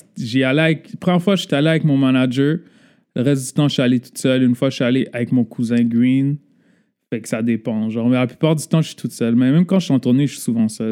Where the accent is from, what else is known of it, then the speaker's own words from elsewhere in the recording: Laval, Quebec, Canada; born and raised à Laval